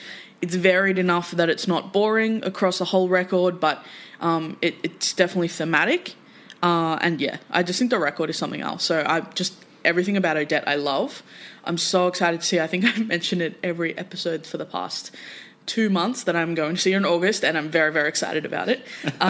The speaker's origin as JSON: {"language": "English", "country": "Australia", "said": "we as Australian music fans"}